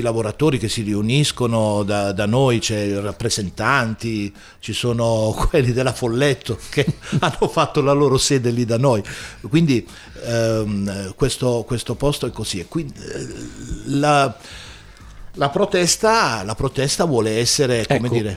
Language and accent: Italian; Taranto, Apulia, Italy; now in Bologna area, Italy; io non so parlare il bolognese, io sono pugliese, sono di Taranto